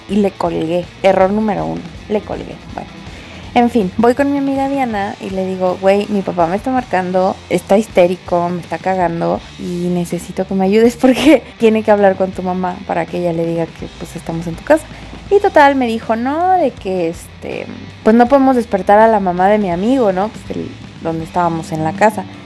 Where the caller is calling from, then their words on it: Mexico City, Mexico; pues de la colonia Portales y me dedico a la producción de programas de televisión de deportes.